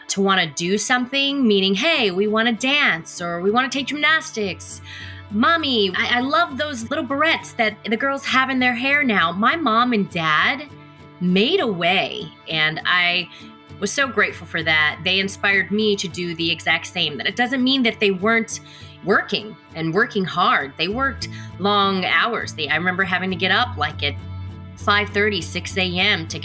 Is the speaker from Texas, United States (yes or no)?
yes; Killeen, Texas, United States; also born or lived in Copperas Cove, Texas / Mililani, Hawaii; I grew up in Killeen, Texas, Copperas Cove, Texas, Mililani, Hawaii, uh, Oahu.